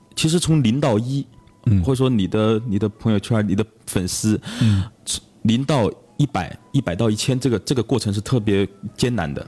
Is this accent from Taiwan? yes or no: no; Zhong County, Huangjin village, Daling township, Chongqing, China; 老家。啊，我喜欢中县。啊，中县，黄金村，大岭乡